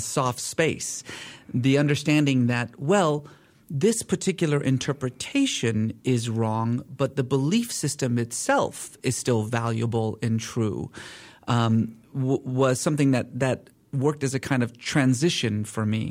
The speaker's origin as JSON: {"language": "English", "country": "Iran", "tie": "born or raised there", "said": "I was born in Iran."}